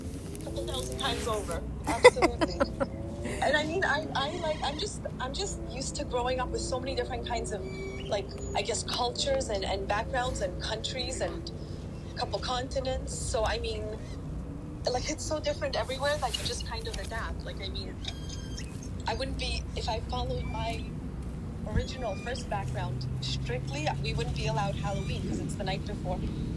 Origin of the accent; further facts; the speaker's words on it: Canada; also born or lived in Poland / Germany; I was born in Poland. I lived in Germany, and I learned, and I was in German and Ukrainian culture at the same time. Then in Canada with, like, you know, grew up with a lot of Filipinos at my mom's work.